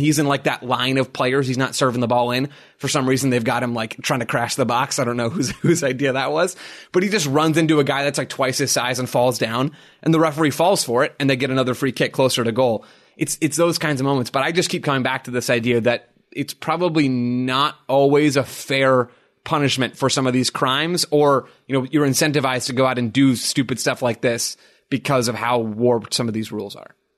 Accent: United States; as an American

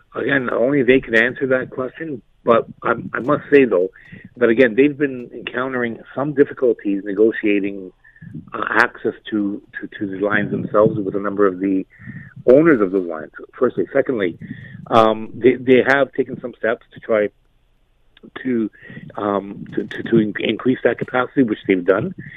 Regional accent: Hamilton, Ontario, Canada; having been born and raised in Hamilton

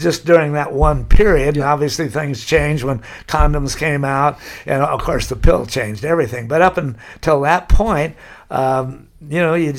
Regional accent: Laguna Beach, California, United States; But yeah, since I was from Laguna, you signed in, why are you here?

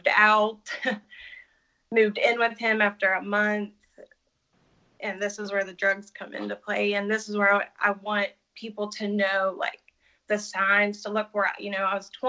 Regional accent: West Virginia, United States; moved away as an adult; also born or lived in Birmingham; now in Pittsburgh, United States; then we move back to our hometown. I'm from West Virginia

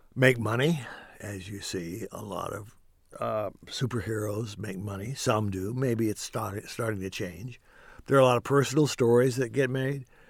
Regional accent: Kentucky, United States; moved away as an adult; now in Los Angeles, United States; growing up in Kentucky

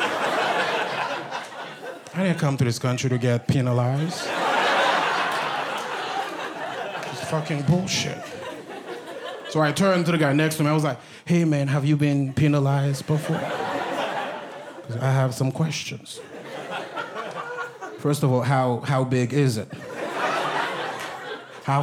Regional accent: Haiti; first language Haitian Creole; English is a second language; also born or lived in Brooklyn; now in United States; I'm from Haiti. I'm Haitian.

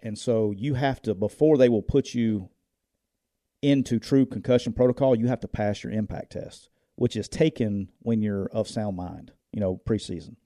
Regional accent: Northeast Alabama, United States; I grew up in Northeast Alabama.

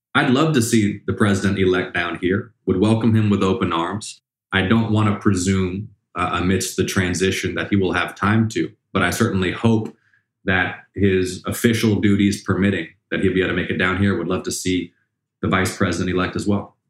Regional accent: Atlanta, Georgia, United States; growing up in Atlanta

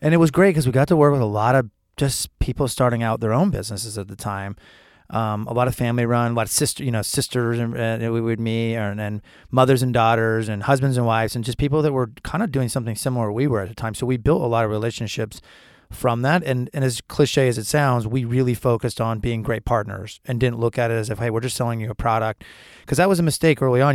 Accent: Syracuse, New York, United States; moved away; I'm from Syracuse

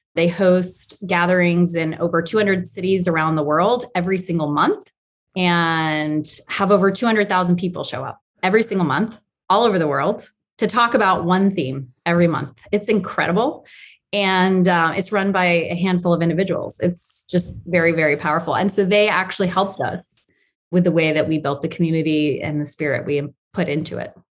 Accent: Atlanta, Georgia, United States; moved away; I'm from Atlanta, and they were both from Georgia

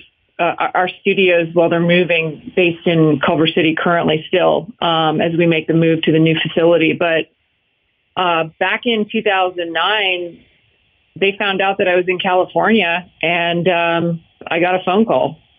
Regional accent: Canada; moved away; Growing up in Canada, I was raised in hockey rinks

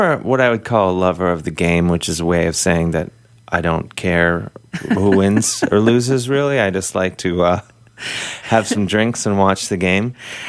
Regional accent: Cleveland, Ohio, United States; the average kid from the suburbs

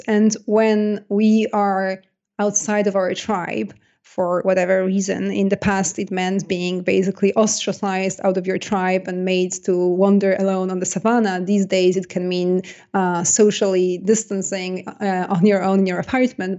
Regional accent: Poland; accent: Polish; English is a second language; moved away; I was born in Poland, and, uh, I, I grew up in Poland.

